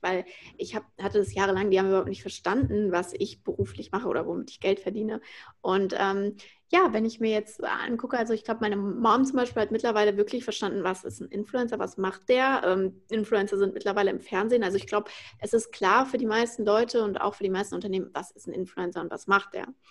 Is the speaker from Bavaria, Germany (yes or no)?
no; Frankfurt, Hesse, Germany; moved away as an adult; now in Berlin, Germany; Ich bin aus Frankfurt, ähm, bin gerade nach Berlin gezogen jetzt 2020